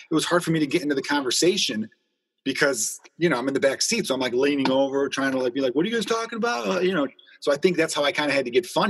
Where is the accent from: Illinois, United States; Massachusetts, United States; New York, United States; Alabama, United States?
Illinois, United States; Chicago; We grew up growing up in Chicago. So I'm like, is this just me being a Chicago kid right now?